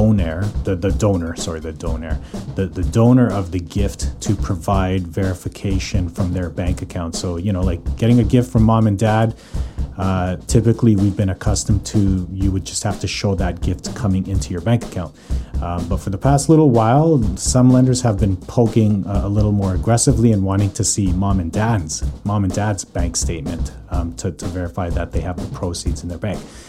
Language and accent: English; Calgary, Alberta, Canada; now in North Vancouver, Canada; born and raised in Calgary, currently living in Vancouver, North Vancouver.